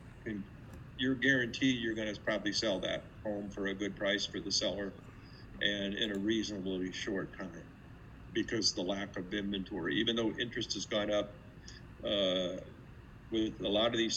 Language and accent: English; South Bend, Indiana, United States; I'm from South Bend, where the University of Notre Dame is located. And my family owns a restaurant there